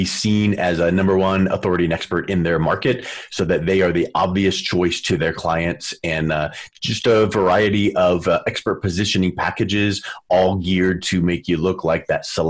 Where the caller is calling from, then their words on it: Denver, Colorado, United States; Calling in from Denver, Colorado